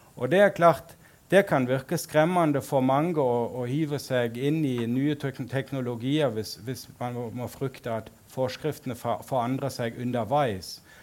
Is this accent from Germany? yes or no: yes; Berlin, Germany; also born or lived in Sogn og Fjordane, Norway; now in Norway; opprinnelig kom jeg fra Berlin